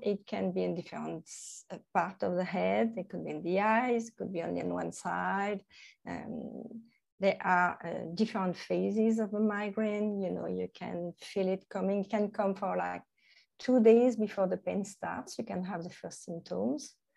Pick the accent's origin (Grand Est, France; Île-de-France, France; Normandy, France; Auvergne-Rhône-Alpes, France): Normandy, France; English is a second language; moved away as an adult; now in Thailand; I'm from Normandy in, uh, in France, which is not a very hot part of France.